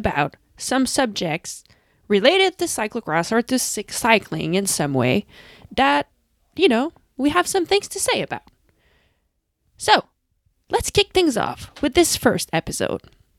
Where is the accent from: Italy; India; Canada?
Canada; So, Lucinda and myself are two professional cyclocross racers. I'm from Canada, she comes from the Netherlands